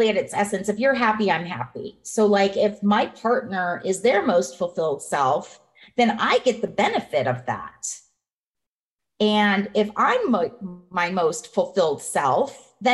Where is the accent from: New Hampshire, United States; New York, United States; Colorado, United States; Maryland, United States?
Colorado, United States; moved away as an adult; now in Nevada, United States; I'm from Colorado.